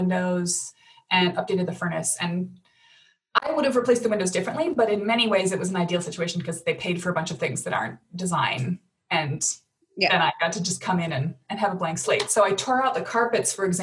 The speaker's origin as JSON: {"language": "English", "town": "Madison", "region": "Wisconsin", "country": "United States", "tie": "born or raised there", "also_born_or_lived": "Chicago", "said": "I was going to move back to my family hometown, Madison."}